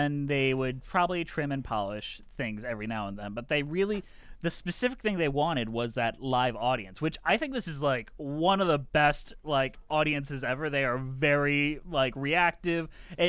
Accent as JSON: {"language": "English", "town": "Detroit", "region": "Michigan", "country": "United States", "tie": "born or raised there", "said": "I grew up in Detroit"}